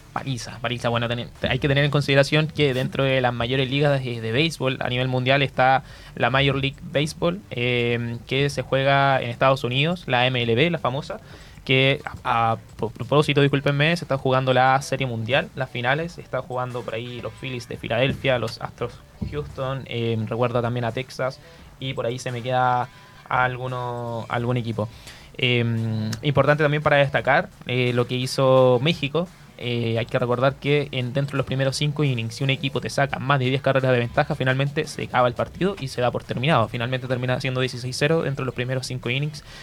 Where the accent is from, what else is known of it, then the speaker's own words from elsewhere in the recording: Chile; acá Chile